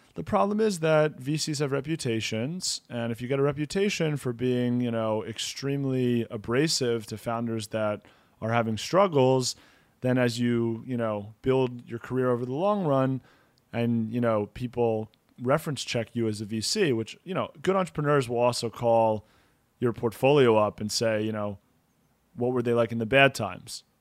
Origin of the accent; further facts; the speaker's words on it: United States; now in Israel; We're both from the States originally